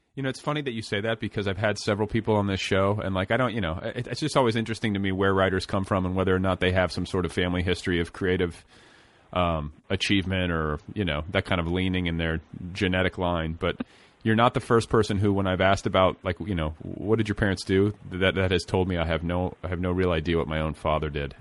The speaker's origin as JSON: {"language": "English", "town": "Milwaukee", "region": "Wisconsin", "country": "United States", "tie": "born or raised there", "said": "I was born in Milwaukee"}